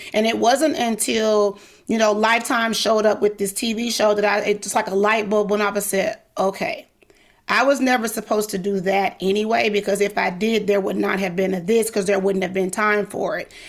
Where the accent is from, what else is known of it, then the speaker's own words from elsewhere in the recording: the South, United States; I'm Southern. I'm from the South